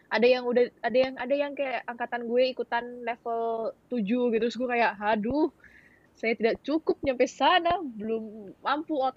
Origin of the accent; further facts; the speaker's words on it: Pontianak, West Kalimantan, Indonesia; kota gue kan kota Pontianak yang kayak majoritinya juga Chinese uh, jadinya belajar Mandarin tuh uh, kayak ya udah biasa aja